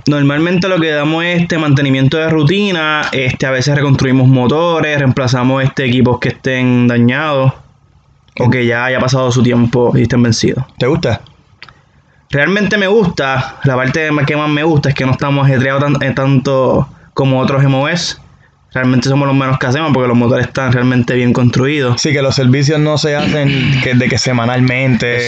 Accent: Manatí, Puerto Rico; moved away as an adult; also born or lived in Mayagüez, Puerto Rico; now in Fort Bragg, United States; originalmente soy de Manati, Puerto Rico. Estoy estacionado ahora mismo en Fort Brand, North Carolina.

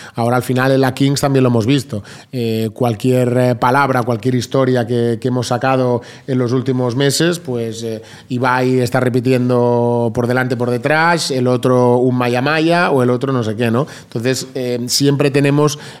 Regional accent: Vilanova i la Geltrú, Catalonia, Spain; mi pueblo de, Vilanova

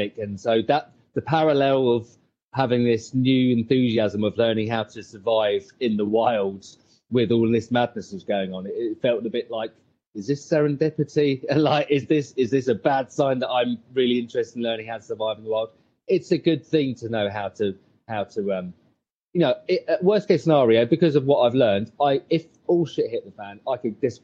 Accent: Bognor Regis, South East England, United Kingdom; I'm in England. I am English. I'm a place called Brogan Regis, right on the south coast.

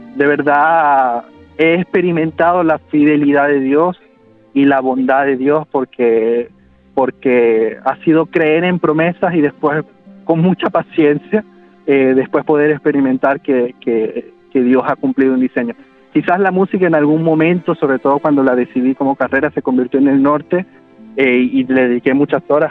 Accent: Venezuela; moved away as an adult; mi formación fue en Venezuela. Yo eh, no, salí de Venezuela quizás como hasta cuando tuve 20 eh, años, quizás.

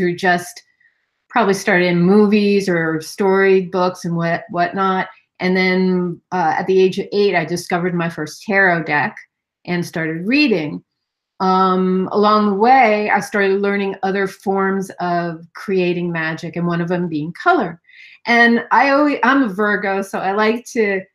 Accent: New York City, New York, United States; I grew up in Manhattan.

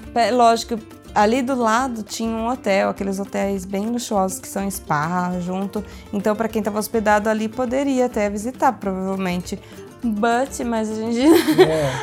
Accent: Brazil; now in Italy; a gente é brasileiro

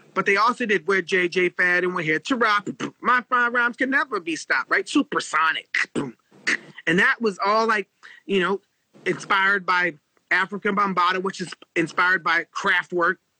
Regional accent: Los Angeles, California, United States; moved away as an adult; I grew up in East LA. Uh, we were the only black family in an all Mexican neighborhood

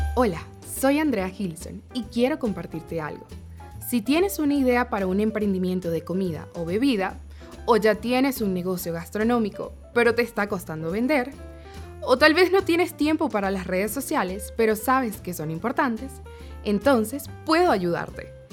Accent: Guatemala; todos los cocineros de Guatemala

